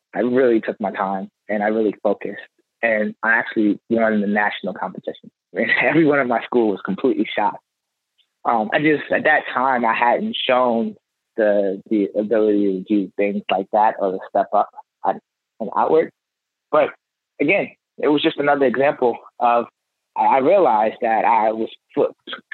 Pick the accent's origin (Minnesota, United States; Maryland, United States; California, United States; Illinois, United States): Maryland, United States; Baltimore; I grew up in Baltimore.